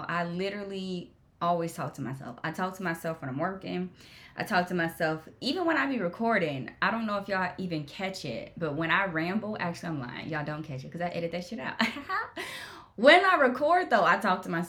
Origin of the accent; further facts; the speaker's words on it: Jacksonville, Florida, United States; I was raised in Jacksonville, Florida, went to school there